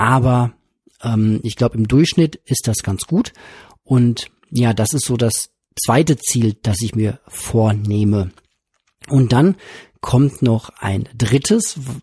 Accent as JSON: {"language": "German", "town": "Witten", "region": "North Rhine-Westphalia", "country": "Germany", "tie": "born or raised there", "said": "von meiner Heimatstadt hier in Witten"}